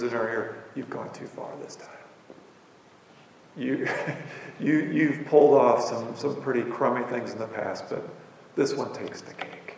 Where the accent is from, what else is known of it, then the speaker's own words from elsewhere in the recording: Illinois, United States; I grew up on the Mississippi River